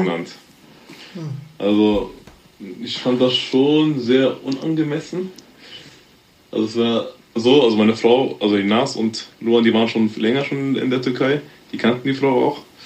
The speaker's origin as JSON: {"language": "German", "country": "Germany", "tie": "born or raised there", "said": "Also, meine Eltern stammen aus Ghana. Geboren bin ich hier in Deutschland. Schule gegangen"}